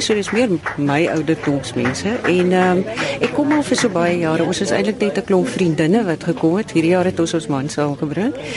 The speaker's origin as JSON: {"language": "Afrikaans", "town": "Robertson", "region": "Western Cape", "country": "South Africa", "said": "Ek is van Robertson"}